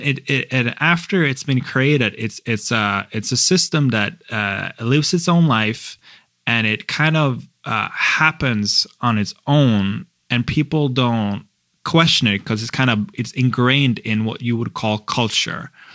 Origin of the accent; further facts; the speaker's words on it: Norway; I'm from Norway